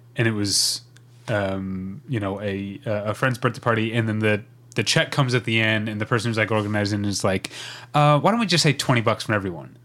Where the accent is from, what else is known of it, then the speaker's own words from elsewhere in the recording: Midwest, United States; where I grew up in the Midwest